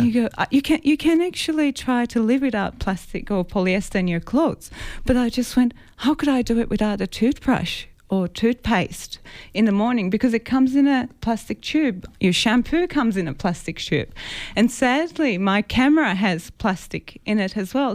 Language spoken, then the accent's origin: English; Cyprus; moved away; I grew up grew up in an island, so I'm originally from Cyprus, and I grew up near a water.